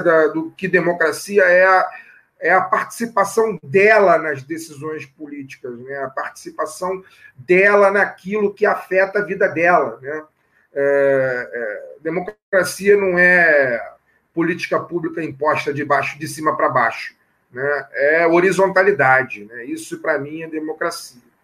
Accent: Rio de Janeiro, Brazil; sou nascido aqui no Rio, né? Vivo no Rio de Janeiro

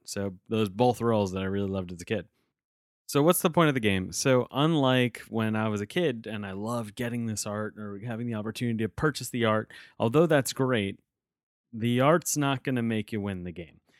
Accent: outside of New York City, United States; I was growing up outside of New York City

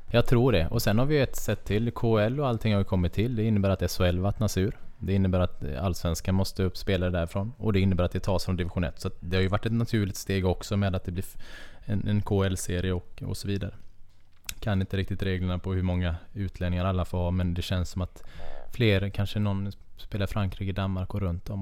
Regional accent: Kungsbacka, Halland County, Sweden; moved away; also born or lived in Karlskrona / Nybro; är jag uppväxt i Kungsbacka, väldigt nära vattnet

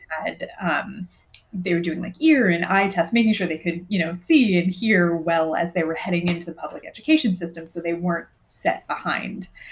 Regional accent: Southern California, United States; moved away as an adult; I was also from Southern California and had hadn't really traveled that much

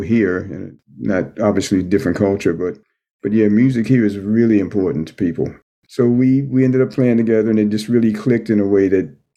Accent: East Coast, United States; we grew up on the East Coast

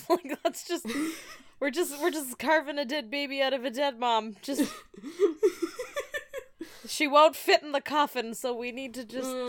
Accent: United States; We're American.

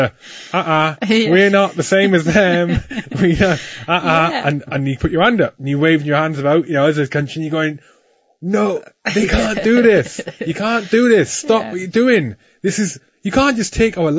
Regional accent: Wales, United Kingdom; I'm Welsh

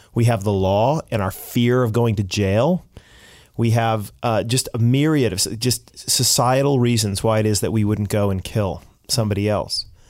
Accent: United States; now in Canada; I'm American, say, half Canadian

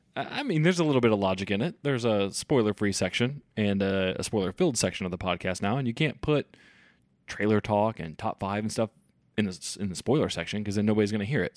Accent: Kansas City, Missouri, United States; we're from Kansas City

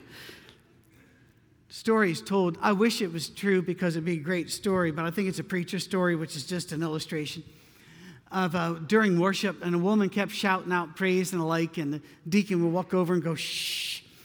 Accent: Scotland, United Kingdom; moved away; I'm not very Scottish anymore. I've been away for a long time, but I'm too Scottish for

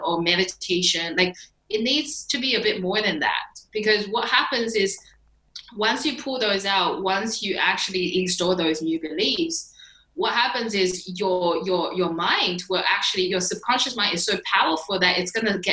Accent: China; I was born in China. And like growing up was a freaking struggle.

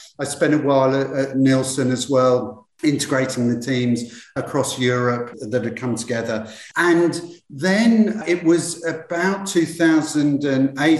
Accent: London, United Kingdom; moved away; I'm from UK originally. I'm from London originally.

